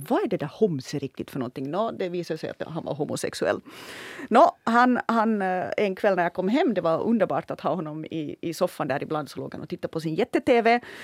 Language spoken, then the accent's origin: Swedish; Ostrobothnia, Finland; accent: Ostrobothnian; jag kommer från Österbotten mm. att jag hade nog en stor fördel i att, att den, min österbottniska dialekt